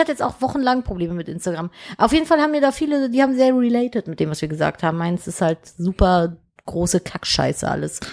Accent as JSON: {"language": "German", "town": "Cologne", "region": "North Rhine-Westphalia", "country": "Germany", "said": "ich bin Kölnerin"}